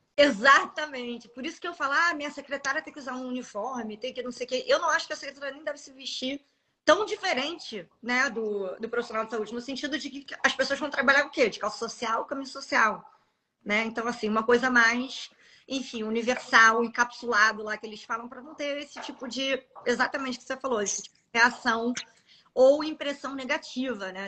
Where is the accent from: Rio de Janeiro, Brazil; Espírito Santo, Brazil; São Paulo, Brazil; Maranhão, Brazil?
Rio de Janeiro, Brazil; eu sou carioca